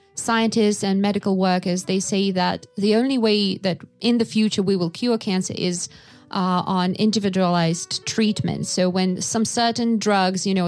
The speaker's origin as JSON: {"language": "English", "area": "Yakutia", "region": "Sakha Republic", "country": "Russia", "tie": "born or raised there", "said": "when I was growing up in Yakutia, in my sixth grade"}